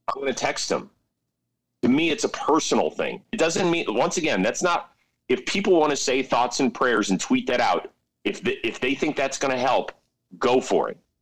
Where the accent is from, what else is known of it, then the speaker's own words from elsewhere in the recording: Ohio, United States; since I'm from Ohio, I'm a Buckeyes fan.